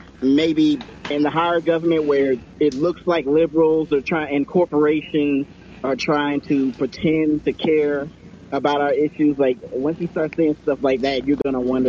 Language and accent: English; Georgia, United States; I'm from Georgia